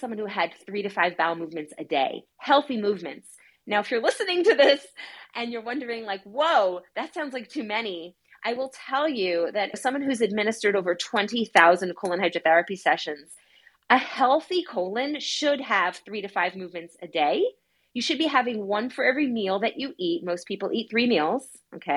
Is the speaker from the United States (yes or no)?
yes; New York, United States; I'm from New York, and growing up there was a very like intense lifestyle